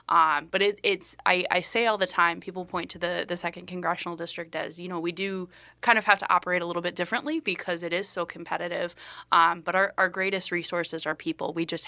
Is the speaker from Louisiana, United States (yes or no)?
no; Iowa, United States; now in Minnesota, United States; I born and raised in Iowa, moved to Minnesota actually to work in politics and have kind of done a variety of different jobs in that aspect.